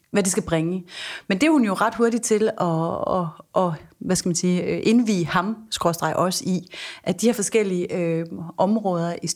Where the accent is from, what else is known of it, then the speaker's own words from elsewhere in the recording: Jutland, Denmark; now in Copenhagen, Denmark; Vi er fra det mørke Jylland